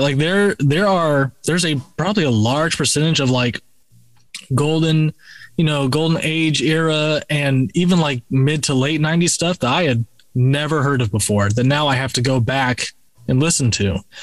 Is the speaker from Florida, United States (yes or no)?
yes; Florida, United States; Rob and I were both from Florida, you know, so we were, you know, born and raised in the South